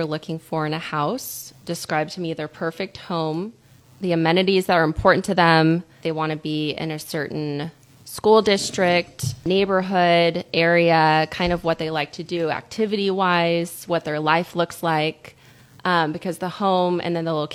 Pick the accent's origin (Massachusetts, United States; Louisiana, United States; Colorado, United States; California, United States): California, United States; Arroyo Grande; also born or lived in Santa Barbara; I grew up in Arroyo Grande and then went to school in Santa Barbara at Westmont College.